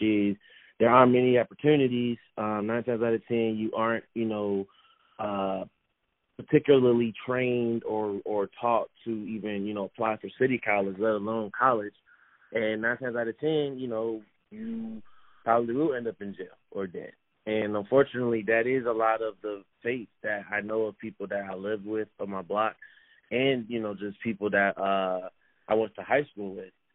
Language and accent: English; Chicago, Illinois, United States; living and growing up in Chicago